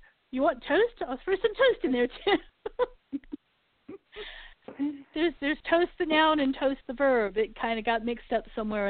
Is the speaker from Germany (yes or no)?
yes; Germany; I remember bits and pieces of this growing up in Germany, is they would sing to the trees.